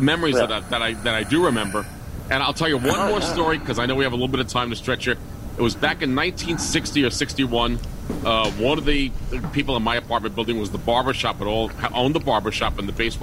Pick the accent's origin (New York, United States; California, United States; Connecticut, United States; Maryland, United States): New York, United States; New York City; I could walk to Yankee Stadium from my house growing up in the Bronx